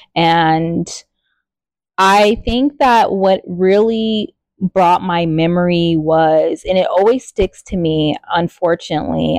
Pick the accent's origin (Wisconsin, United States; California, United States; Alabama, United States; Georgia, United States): California, United States; Riverside; I grew up in Riverside, California, raised by my grandparents.